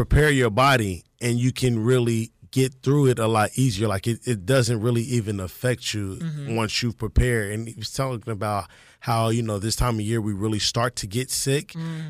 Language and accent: English; Kansas City, United States; moved away; I'm from Kansas City.